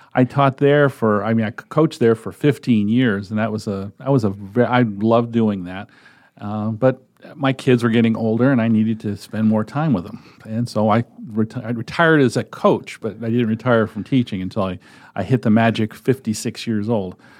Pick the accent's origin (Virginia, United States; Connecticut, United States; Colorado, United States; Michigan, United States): Connecticut, United States; moved away as an adult; also born or lived in Massachusetts / Nebraska; now in Omaha, United States; I was born in Massachusetts, moved to, or my family moved to Connecticut, and I grew up and went to the University of Connecticut